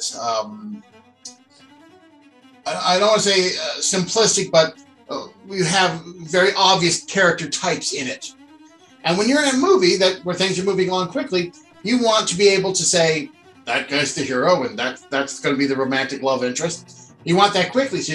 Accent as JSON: {"language": "English", "area": "San Francisco Bay Area", "region": "California", "country": "United States", "tie": "born or raised there", "said": "I grew up in the San Francisco Bay Area"}